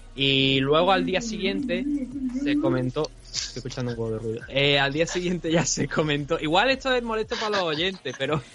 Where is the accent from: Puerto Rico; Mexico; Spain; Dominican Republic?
Spain; Andalusia; nosotros dos somos andaluces